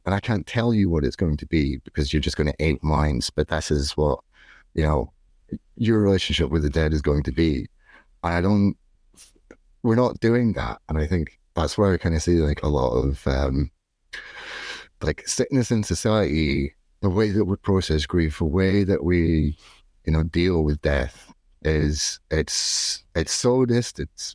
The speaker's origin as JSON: {"language": "English", "region": "Scotland", "country": "United Kingdom", "moved": "yes", "lives_now": "Dublin, Ireland", "said": "I'm not from here. I'm from Scotland, and I live in the suburbs of Dublin"}